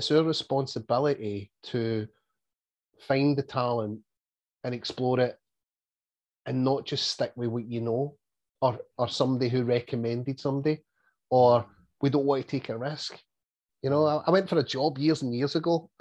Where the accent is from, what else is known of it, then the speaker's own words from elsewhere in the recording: Scotland, United Kingdom; you're Scottish